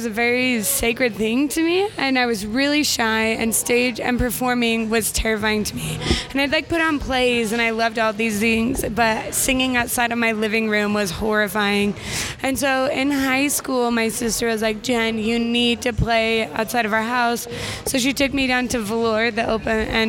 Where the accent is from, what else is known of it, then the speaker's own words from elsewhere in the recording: Utah, United States; moved away as an adult; also born or lived in Brooklyn, New York; that's where I was raised